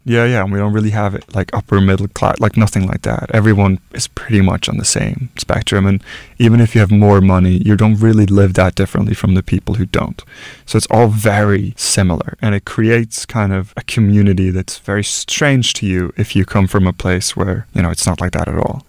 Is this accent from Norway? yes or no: yes; Norway; moved away as an adult; my home country